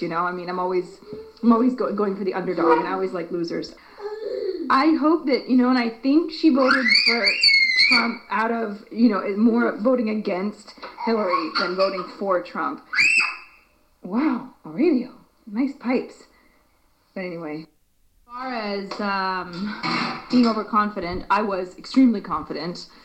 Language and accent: English; United States; moved away; as an American